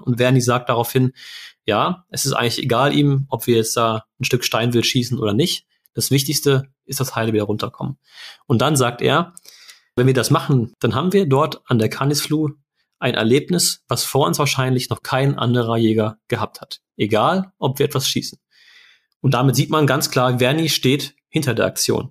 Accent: Germany; wir eben als äh, Deutsche

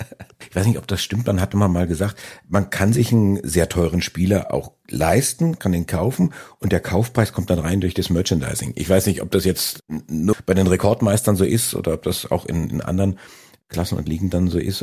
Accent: Franconia, Bavaria, Germany; als gebürtiger Franke

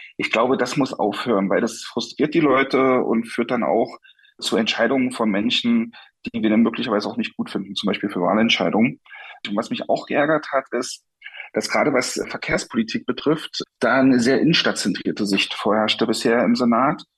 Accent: Saxony, Germany; now in Berlin, Germany; ich komme ja selber aus Sachsen

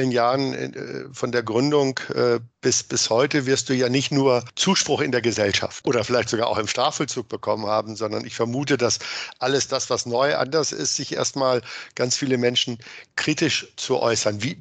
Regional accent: Hameln, Lower Saxony, Germany; es sieht ja nicht aus wie das Gefängnis in meiner Heimatstadt, die Jugendvollzugsanstalt in Hameln

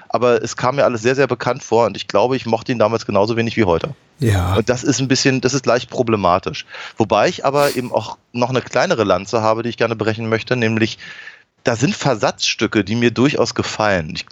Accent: Berlin, Germany; Also das sind, das sind natürlich schon so Sachen, die einem halt als Berliner auch durchaus auffallen

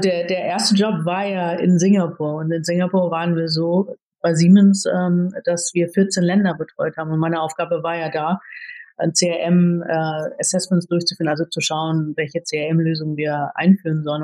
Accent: Cuxhaven, Lower Saxony, Germany; also born or lived in Philippines; wenn man dann so aus einer sehr behüteten Kleinstadt im Norden kommt, ich komme gebürtig aus Cuxhaven

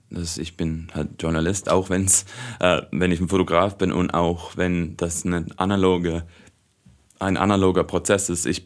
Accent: Hong Kong; Also ich bin auch in Hongkong aufgewachsen, also ich bin ähm, Auslandsschweizer, ich habe noch nie als Schweizer in der Schweiz gelebt

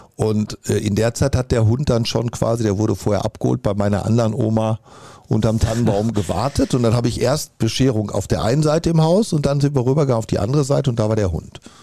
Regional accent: Dortmund, North Rhine-Westphalia, Germany; Ich bin Dortmunder vor allen Dingen, mit Leib und Seele

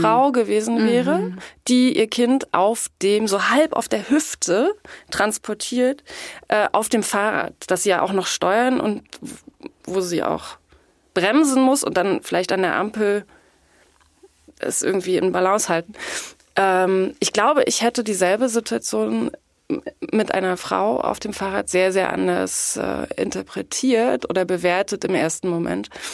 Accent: East Germany, Germany; ich bin in der DDR aufgewachsen. Die ersten sieben Jahre meines Lebens.

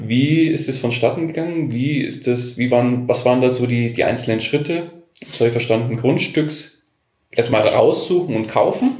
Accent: Bavaria, Germany; hier bei uns in Bayern

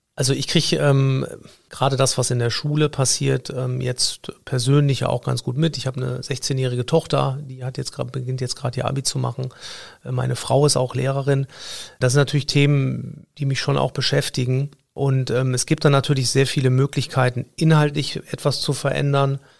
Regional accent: Cologne, North Rhine-Westphalia, Germany; ich komme aus Köln-Nippes

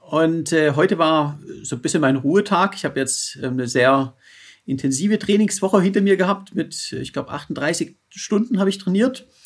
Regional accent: Roth, Bavaria, Germany; die Challenge Rot bei, bei Nürnberg. Meine Heimat.

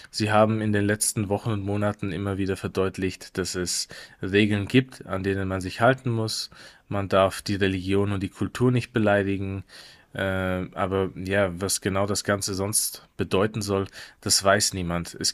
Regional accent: Afghanistan; now in Germany; dann wurde ich nur als Afghane wahrgenommen, ausschließlich als Afghane.

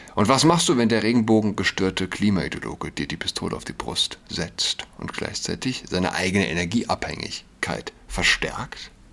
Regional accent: Saarland, Germany; Verdun ist nicht weit von meiner Heimat, dem Saarland.

